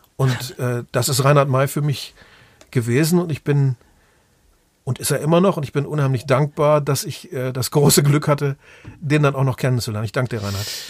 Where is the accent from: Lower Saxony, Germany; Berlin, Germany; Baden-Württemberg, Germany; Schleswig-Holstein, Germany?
Lower Saxony, Germany; Osnabrück; in Osnabrück, da wo ich aufgewachsen bin